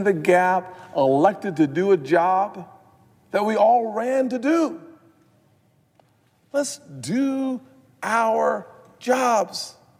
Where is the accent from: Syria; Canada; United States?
United States; Charleston, South Carolina; the massacre of Mother Emanuel church in my hometown.